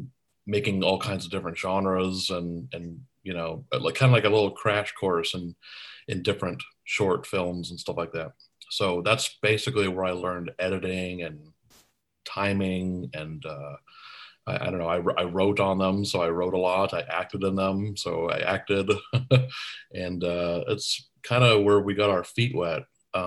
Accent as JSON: {"language": "English", "town": "Tucson", "region": "Arizona", "country": "United States", "tie": "born or raised there", "said": "my brother friends and I had a public access show where we grew up in Tucson, Arizona."}